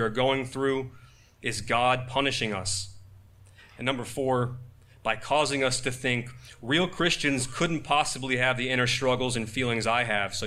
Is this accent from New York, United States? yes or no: yes; Buffalo, New York, United States; now in Washington, D.C., United States; Growing up in Buffalo